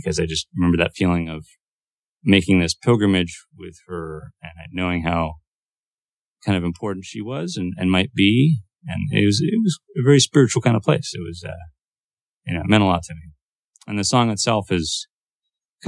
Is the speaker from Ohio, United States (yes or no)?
no; Sacramento, California, United States; moved away; Sacramento, my hometown